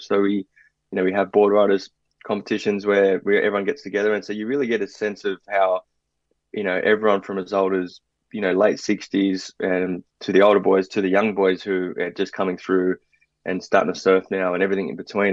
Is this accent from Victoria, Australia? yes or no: no; Sydney, New South Wales, Australia; also born or lived in Brazil; growing up in South Sydney, particularly Maroubra, community was everything.